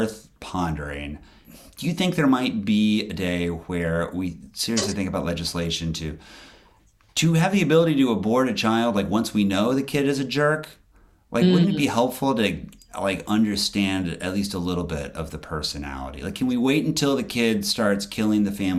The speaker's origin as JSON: {"language": "English", "region": "Virginia", "country": "United States", "said": "I am from Virginia"}